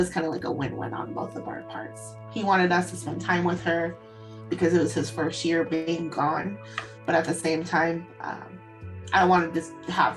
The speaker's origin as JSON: {"language": "English", "town": "Seattle", "region": "Washington", "country": "United States", "said": "I am from Seattle, Washington."}